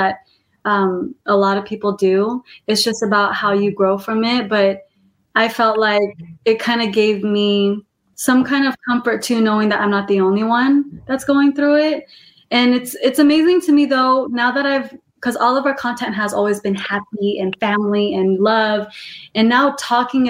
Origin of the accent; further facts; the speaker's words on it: Modesto, California, United States; now in Los Angeles, United States; I'm from Modesto, California. It's a small city. And I was in a Christian school